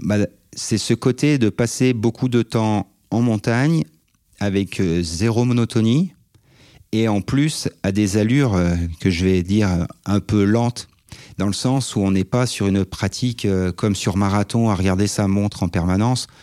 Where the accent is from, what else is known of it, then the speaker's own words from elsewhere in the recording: Savoie, Auvergne-Rhône-Alpes, France; je suis un Savoyard de 42 ans